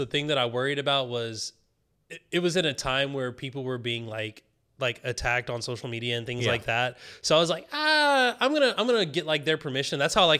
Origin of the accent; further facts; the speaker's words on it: the South, United States; Like I grew up in the South. Like I grew up in like the backwoods South, like the country South